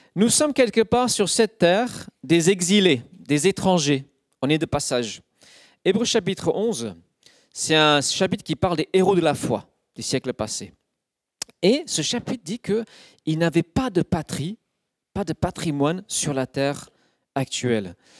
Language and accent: French; United Kingdom; French is a second language; now in France; Je suis citoyen du Royaume-Uni et non pas encore de la France. Je suis un étranger